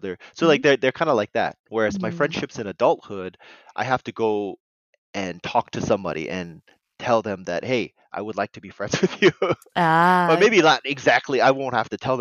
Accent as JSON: {"language": "English", "country": "United States", "tie": "born or raised there", "said": "was born here. I was raised in America"}